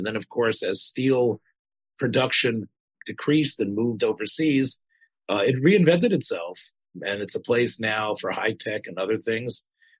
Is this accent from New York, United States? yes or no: no; Memphis, Tennessee, United States; Growing up in Memphis